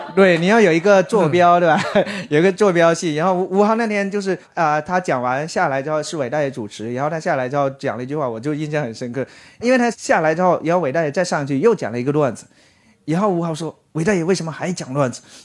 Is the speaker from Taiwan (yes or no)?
no; China; 我们中国人这个民族其实是特别隐忍的